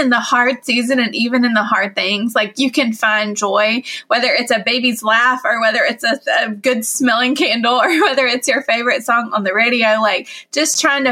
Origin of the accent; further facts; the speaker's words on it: Summerfield, North Carolina, United States; Going home and doing this in my hometown, having 100 people come out to Summerfield.